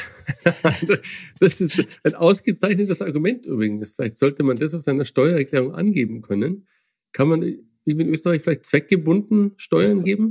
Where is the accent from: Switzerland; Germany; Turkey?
Germany